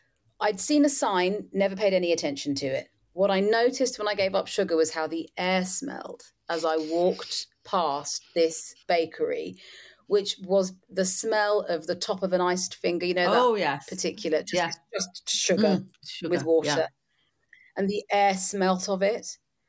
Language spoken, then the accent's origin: English; London, United Kingdom; But I did grow up with it in the culture I was raised in, which is Britain. I'm born and raised in London.